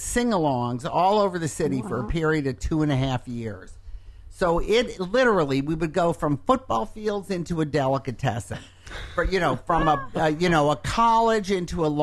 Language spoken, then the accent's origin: English; Detroit, Michigan, United States; moved away; growing up in Detroit in the years that Motown was coming up